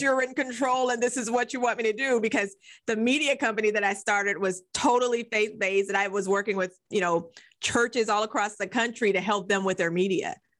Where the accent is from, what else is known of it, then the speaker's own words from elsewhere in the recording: Nebraska, United States; I grew up in Nebraska